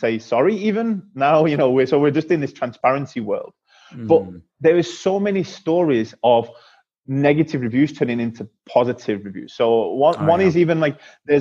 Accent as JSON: {"language": "English", "town": "Manchester", "region": "North West England", "country": "United Kingdom", "tie": "born or raised there", "said": "my hometown in Manchester in the UK"}